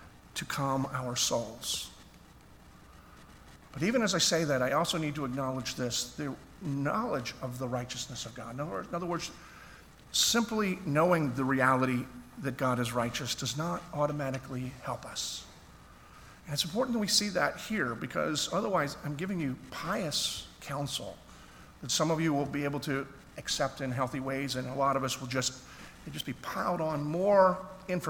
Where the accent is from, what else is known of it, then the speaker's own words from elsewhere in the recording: Philadelphia, Pennsylvania, United States; I grew up in Philadelphia.